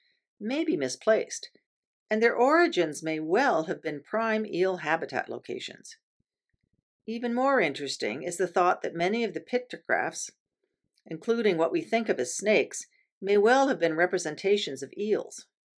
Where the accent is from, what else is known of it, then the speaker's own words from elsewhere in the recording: Toronto, Ontario, Canada; having been born and raised in Toronto